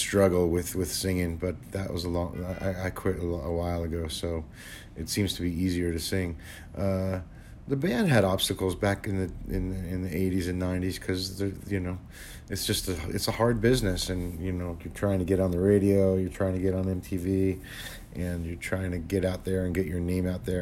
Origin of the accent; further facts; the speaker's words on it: New Jersey, United States; now in California, United States; Garden State will always be my home, but California is my home now